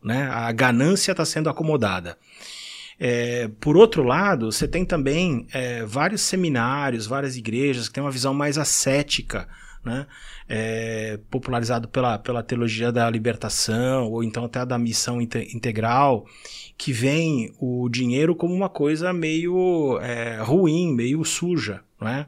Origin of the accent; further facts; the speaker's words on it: São Paulo, Brazil; moved away as an adult; Eu, eu nasci em São Paulo, uh, num lar cristão, no bairro da Moca